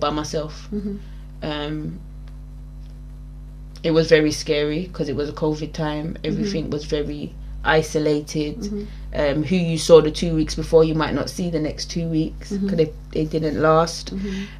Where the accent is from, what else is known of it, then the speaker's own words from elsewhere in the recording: England, United Kingdom; I was born raised in England, my family are very West Indian